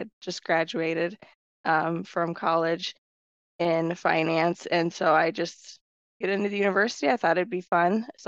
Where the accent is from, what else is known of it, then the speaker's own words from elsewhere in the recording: Washington, Iowa, United States; also born or lived in Waterloo, Iowa / Cedar Falls, Iowa / Coralville, Iowa; born and raised Iowa.